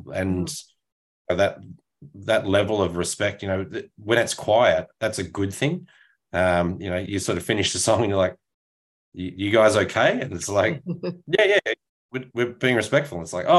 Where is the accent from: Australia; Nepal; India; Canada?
Australia; which as an Australian, you don't know how to take a compliment.